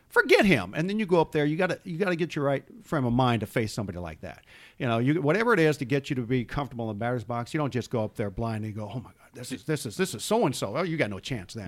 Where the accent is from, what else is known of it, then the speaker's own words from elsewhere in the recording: Los Angeles, California, United States; I'm from Southern California, the Los Angeles area